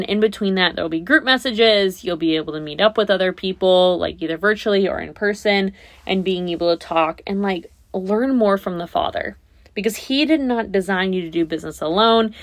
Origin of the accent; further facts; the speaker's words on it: Naples, Florida, United States; my hometown, where I live now